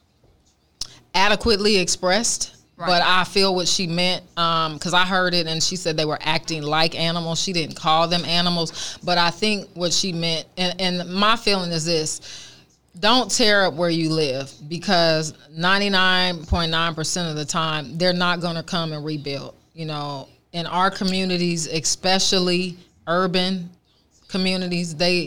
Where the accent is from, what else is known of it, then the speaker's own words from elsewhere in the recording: Oakland, California, United States; born and raised in Oakland